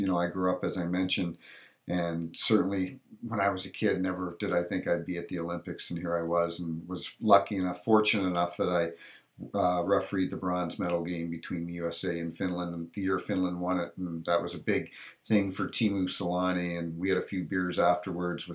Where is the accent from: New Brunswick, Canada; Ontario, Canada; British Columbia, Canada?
New Brunswick, Canada; I grew up in New Brunswick, Canada, town of 1,500 people